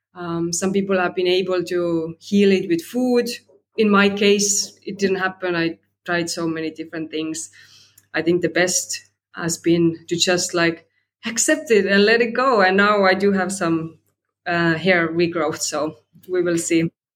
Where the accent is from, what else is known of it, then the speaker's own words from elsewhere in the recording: Estonia; now in Sydney, Australia; I'm in Australia, Sydney, right now. And originally, I'm from Estonia, so a bit of a global citizen